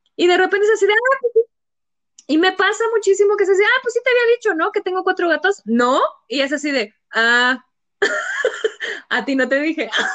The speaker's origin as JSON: {"language": "Spanish", "town": "San Juan del Río", "region": "Querétaro", "country": "Mexico", "said": "yo soy de Querétaro, creo que ya todo el mundo lo sabe. Este es, bueno, más específica de San Juan del Río"}